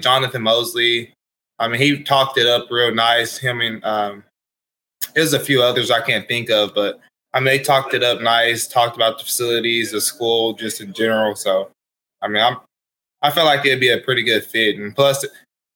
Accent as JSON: {"language": "English", "town": "Wewoka", "region": "Oklahoma", "country": "United States", "tie": "born or raised there", "said": "I was born and raised in Wewoka, Oklahoma. My whole life I grew up my whole life in Wewoka"}